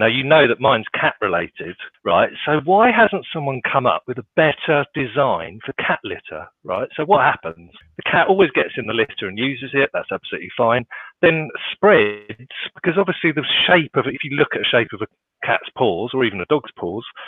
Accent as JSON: {"language": "English", "area": "Kent", "region": "South East England", "country": "United Kingdom", "tie": "born or raised there", "moved": "yes", "said": "I am from Kent, so that's where I grew up."}